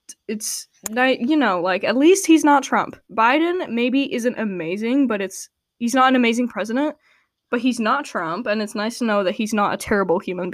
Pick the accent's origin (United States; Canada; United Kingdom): Canada; he's not my president because I'm Canadian.